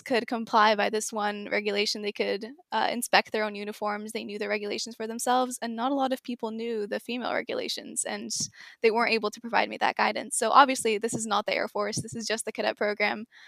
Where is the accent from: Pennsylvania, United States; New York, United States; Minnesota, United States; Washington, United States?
Washington, United States; Seattle; first language English; also born or lived in Singapore; I was born in Seattle, but I used to live in Singapore